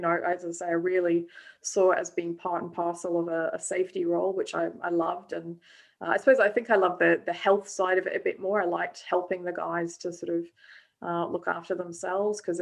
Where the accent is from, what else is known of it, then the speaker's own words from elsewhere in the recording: Scotland, United Kingdom; moved away as an adult; also born or lived in South Africa / Australia; now in Melbourne, Australia; I was born in South Africa, but raised in Scotland from a young age, and moved out to Australia 18 years ago